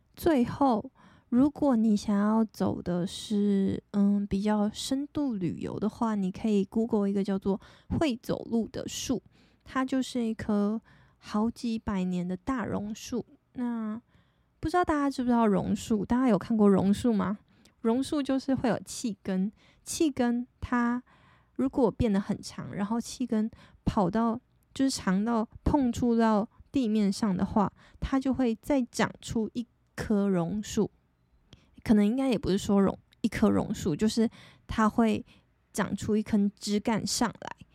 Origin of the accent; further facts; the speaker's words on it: Taitung County, Taiwan; 我就是在台东圣母医院出生的